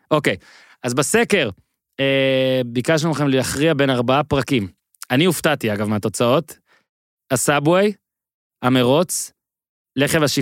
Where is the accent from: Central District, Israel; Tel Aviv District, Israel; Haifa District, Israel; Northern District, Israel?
Northern District, Israel; Ben Ami; מושב בן עמי, ליד נהריה.